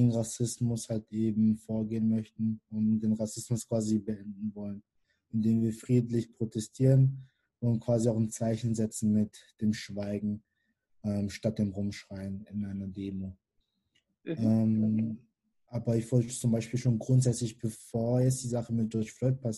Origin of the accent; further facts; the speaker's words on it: Karlsruhe, Baden-Württemberg, Germany; born there; Ähm, ich bin 22 Jahre alt und bin gebürtiger Karlsruhe. Ähm, meine Eltern kommen ursprünglich aus Kamerun.